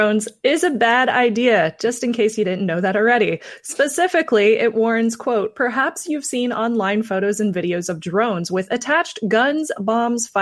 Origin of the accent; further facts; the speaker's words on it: Midwest, United States; I'm from the Midwest, so I'm very familiar with Hy-Vee